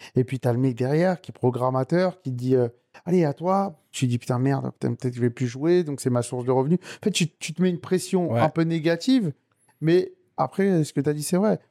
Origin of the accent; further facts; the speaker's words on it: Sarcelles, Île-de-France, France; je suis originaire de Sarcelles